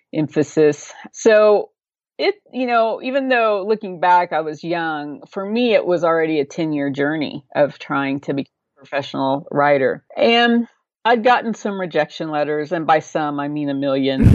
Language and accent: English; Oklahoma, United States; grew up in Oklahoma, and I've been here my whole life, so probably evident through my accent